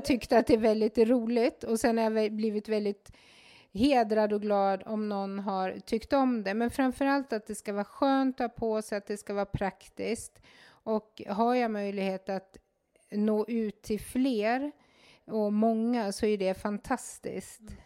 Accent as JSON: {"language": "Swedish", "town": "Mora", "region": "Dalarna County", "country": "Sweden", "tie": "born or raised there", "said": "är född och uppvuxen i Mora"}